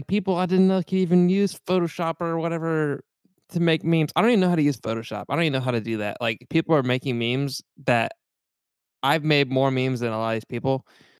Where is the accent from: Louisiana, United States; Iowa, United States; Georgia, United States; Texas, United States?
Texas, United States; El Paso; I'm from the real West Texas, like El Paso, Texas.